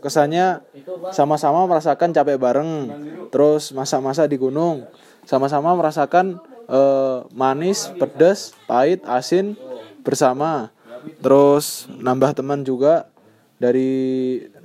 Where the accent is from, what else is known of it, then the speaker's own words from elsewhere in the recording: Ngawi, East Java, Indonesia; also born or lived in Surabaya; Asal dari Ngawi, lahir di Surabaya